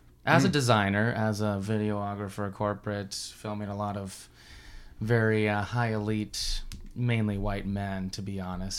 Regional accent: Washington, United States; moved away; I come from the West, the far West, Washington State, not D.C., which many of these Eastern people mistake it as, and got a little background. Mother is a farmer's daughter kind of thing.

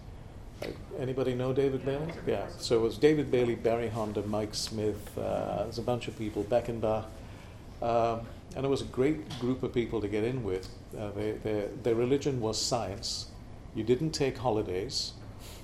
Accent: Malaysia; moved away; Born and raised in Malaysia

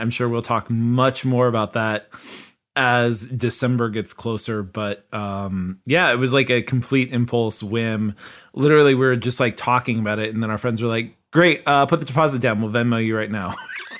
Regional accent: Kansas, United States; Because I'm from Kansas.

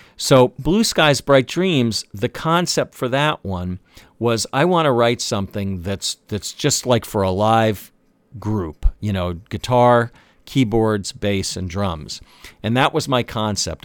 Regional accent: Washington, District of Columbia, United States; spending summers as a kid growing up in the Washington, D.C. area

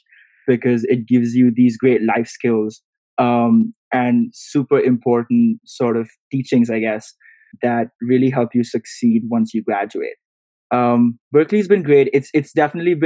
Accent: India; moved away as an adult; growing up in India

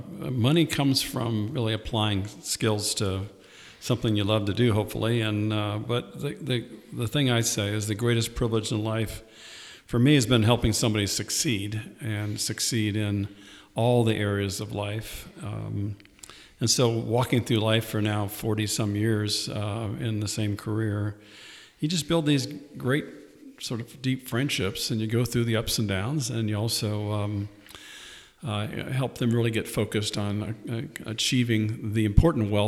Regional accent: Southern California, United States; also born or lived in Indianapolis, Indiana; now in Ohio, United States; I grew up in Southern California, but turned into an Ohio boy through Indianapolis when I came to Ohio State

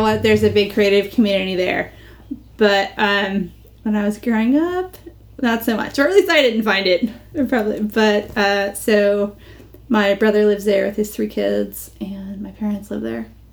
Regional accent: United States; moved away as an adult; also born or lived in London; being American

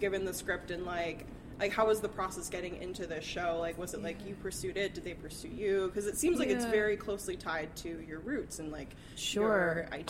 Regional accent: Ohio, United States; I'm from Ohio.

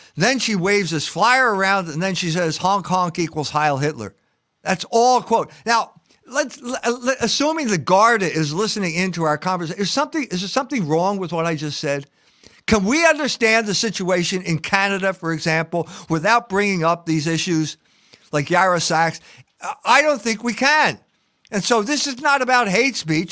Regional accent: Philadelphia, Pennsylvania, United States; I grew up in Philadelphia

